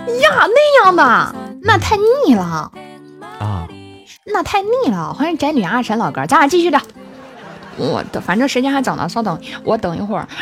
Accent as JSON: {"language": "Chinese", "region": "Henan", "country": "China", "said": "不是，我是，我是河南的"}